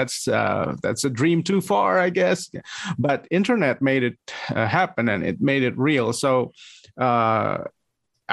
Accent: Bandung, West Java, Indonesia; also born or lived in Jakarta, Indonesia; I moved back to my hometown. I was working in the capital city of Indonesia. It's Jakarta. Yeah. And then I moved back to Bandung

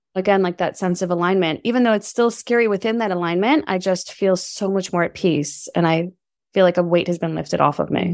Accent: New York City, New York, United States; moved away; also born or lived in Berkeley, California; I'm from New York City. We moved across the country to California

